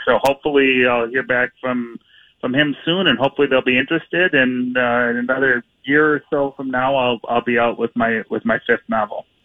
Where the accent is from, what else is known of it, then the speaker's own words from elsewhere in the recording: Minneapolis, Minnesota, United States; I grew up here in Minneapolis and mm-hmm. and have lived here for just about my whole life.